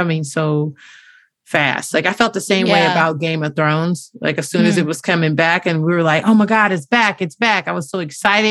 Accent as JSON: {"language": "English", "town": "Inglewood", "region": "California", "country": "United States", "said": "we're both from Inglewood."}